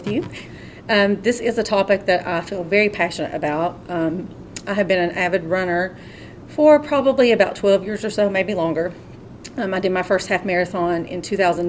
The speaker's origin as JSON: {"language": "English", "town": "Pikeville", "region": "Kentucky", "country": "United States", "tie": "born or raised there", "also_born_or_lived": "Lexington, Kentucky", "said": "I was born and raised in Pikeville, but I went to Lexington for a couple years to study at University of Kentucky"}